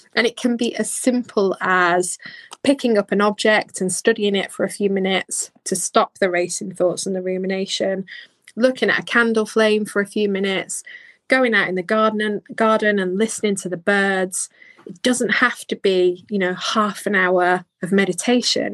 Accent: Bolton, North West England, United Kingdom; I'm from Bolton. I would try and hide my accent

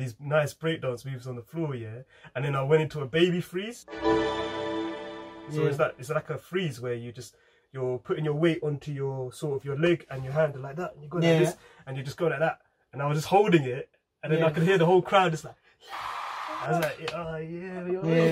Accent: England, United Kingdom

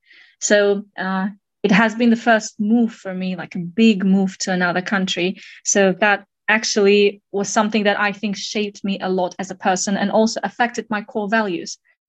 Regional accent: Kazakhstan; I was born in Kazakhstan in a small city named Jaskazgan, but my family moved quite a bit. And at different points of my life, I lived in southern, central, and northern parts of Kazakhstan

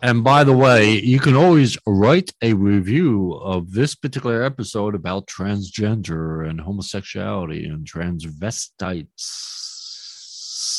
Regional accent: Philadelphia, Pennsylvania, United States; I was born in Philly

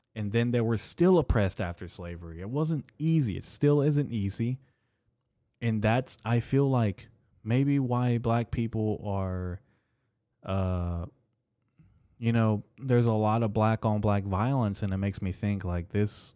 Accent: United States; I'm actually first generation American, first born son uh, to an immigrant family

